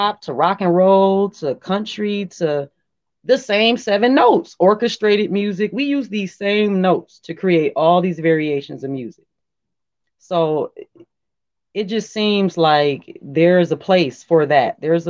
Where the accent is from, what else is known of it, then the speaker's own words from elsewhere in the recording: Detroit, Michigan, United States; You know, I'm kind of gutter. I'm kind of from Detroit, you know.